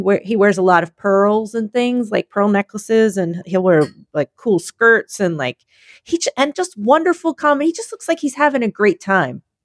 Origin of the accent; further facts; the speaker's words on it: Philadelphia, Pennsylvania, United States; I'm from Philadelphia.